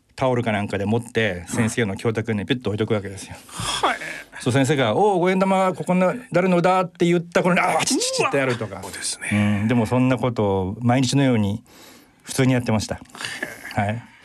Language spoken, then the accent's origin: Japanese; Tokyo, Japan; 瀬田あのから通ってたので基本的にはあの瀬田出身です